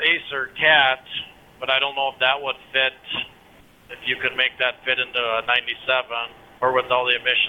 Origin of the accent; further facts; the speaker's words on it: Minnesota, United States; I mean, I'm from Minnesota